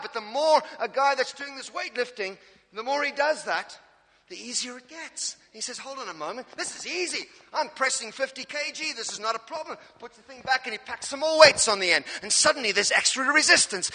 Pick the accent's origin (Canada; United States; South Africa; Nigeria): South Africa; Cape Town, Western Cape; now in Norwich, United Kingdom; I'm an African. I'm from South Africa, Cape Town.